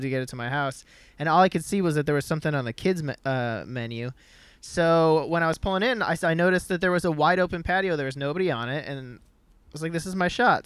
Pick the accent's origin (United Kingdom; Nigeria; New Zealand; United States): United States; Midwest; grew up in the Midwest